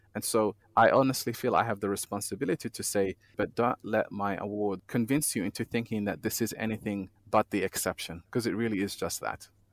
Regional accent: Australia; born or raised there; moved away as an adult; also born or lived in Somalia / Kenya; now in Geneva, Switzerland

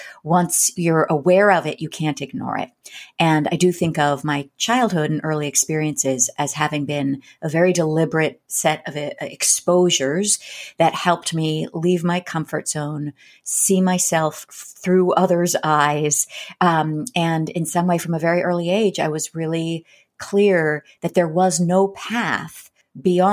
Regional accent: Berkeley, California, United States; I grew up in Berkeley, California

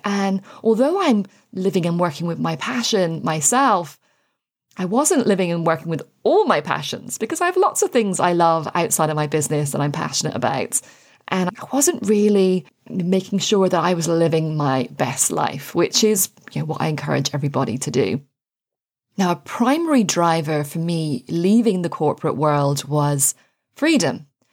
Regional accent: Ireland; also born or lived in United Kingdom; now in France; I am Anglo-Irish, thanks to my beautiful dad. Um, and I grew up in Ireland

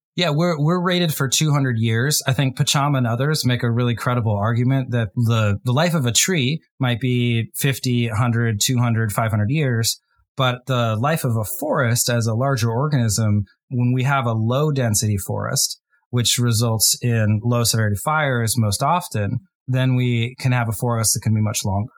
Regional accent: United States; my home country, the U S

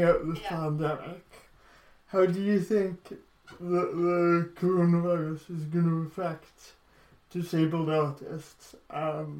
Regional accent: Welsh, Wales, United Kingdom; as a Welsh person is that we have our own government

